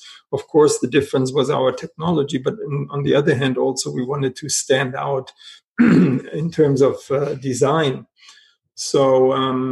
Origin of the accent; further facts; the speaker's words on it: Germany; moved away; also born or lived in Paris, France; I was born in Germany